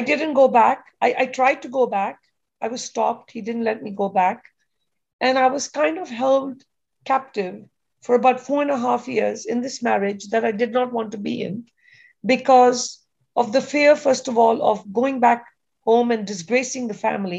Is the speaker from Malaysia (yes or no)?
no; Kenya; moved away as an adult; now in United States; I grew up in Kenya in Africa.